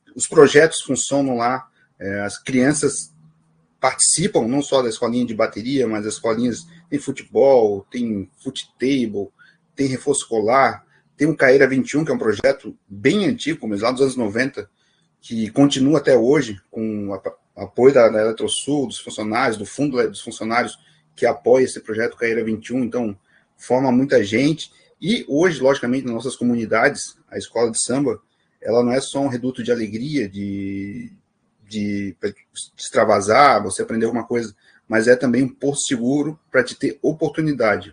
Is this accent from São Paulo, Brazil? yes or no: no; Florianópolis, Santa Catarina, Brazil; sou do Morro do Céu, né, um dos morros do maciço do Morro da Cruz